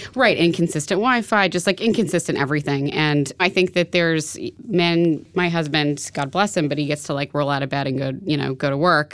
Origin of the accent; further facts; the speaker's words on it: New York City, New York, United States; I grew up in New York City